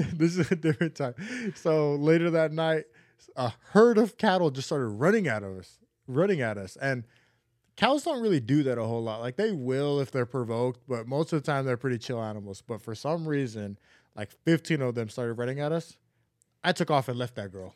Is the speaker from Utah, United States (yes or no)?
yes; Neola, Utah, United States; where I grew up in Neola, Utah.